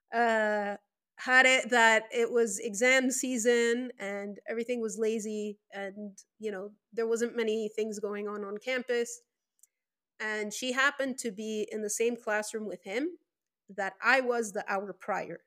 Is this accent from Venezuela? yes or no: yes; Venezuela; first language Spanish; English is a second language; also born or lived in Lebanon; I was born in Venezuela, South America